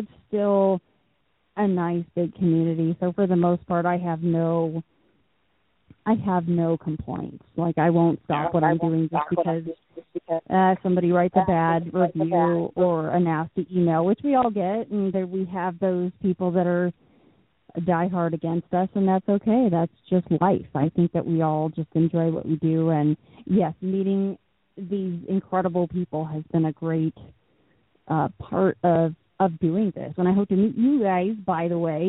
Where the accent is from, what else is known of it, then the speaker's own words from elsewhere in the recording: Las Vegas, Nevada, United States; moved away as an adult; also born or lived in Ohio; I am originally from Las Vegas, and I was a transplant to Ohio, and I was there for a couple years